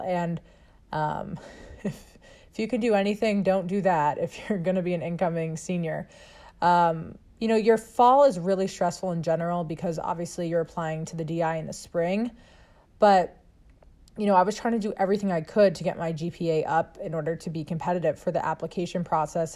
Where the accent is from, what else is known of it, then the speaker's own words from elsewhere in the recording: Sharon, Massachusetts, United States; I grew up outside of Boston in Sharon, Mass